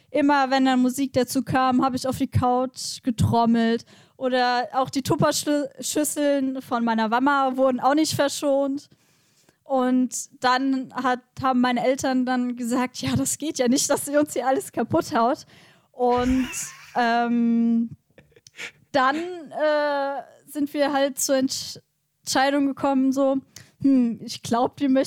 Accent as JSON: {"language": "German", "area": "Westerwald", "region": "Rhineland-Palatinate", "country": "Germany", "tie": "born or raised there", "also_born_or_lived": "Mainz", "said": "aufgewachsen hier im Westerwald, geboren in Mainz."}